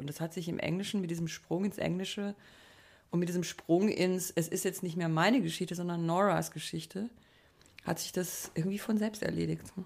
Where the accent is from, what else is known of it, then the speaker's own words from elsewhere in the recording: Black Forest, Baden-Württemberg, Germany; ich bin im Schwarzwald aufgewachsen